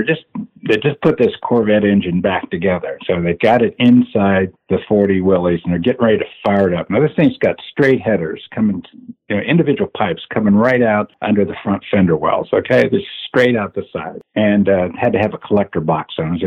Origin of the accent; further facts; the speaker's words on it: Indiana, United States; also born or lived in Arizona; now in California, United States; grew up in Indiana